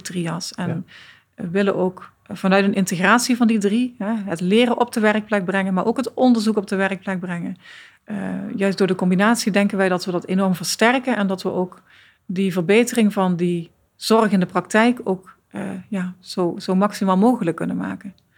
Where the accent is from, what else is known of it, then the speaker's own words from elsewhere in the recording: Netherlands; we zijn als Nederlanders